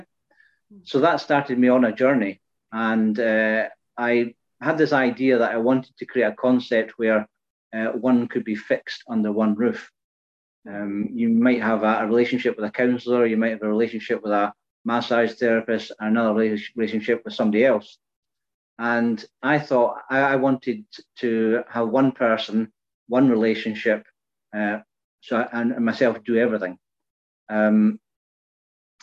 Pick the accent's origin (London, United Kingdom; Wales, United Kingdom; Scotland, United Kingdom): Scotland, United Kingdom; Fife; now in Peterhead, United Kingdom; originally, I was born and brought up in Fife, and I now live in the northeast of Scotland